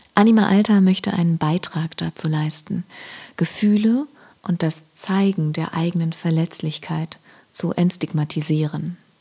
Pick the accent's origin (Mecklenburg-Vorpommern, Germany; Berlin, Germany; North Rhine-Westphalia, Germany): Berlin, Germany; gebürtige Berlinerin